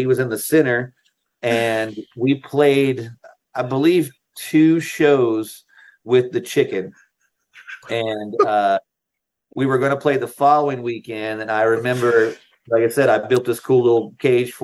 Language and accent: English; North Carolina, United States; I lived in North Carolina. I grew up in North Carolina